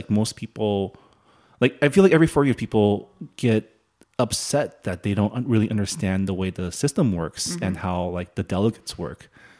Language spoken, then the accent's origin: English; Canada; I'm from Canada